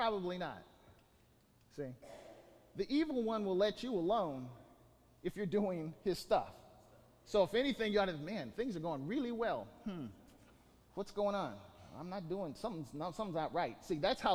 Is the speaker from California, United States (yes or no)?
yes; Bakersfield, California, United States; civil engineer by vocation, from Bakersfield